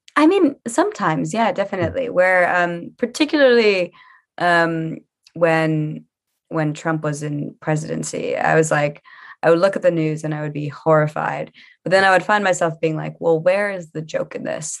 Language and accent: English; New Orleans, Louisiana, United States; now in London, United Kingdom; I'm from Louisiana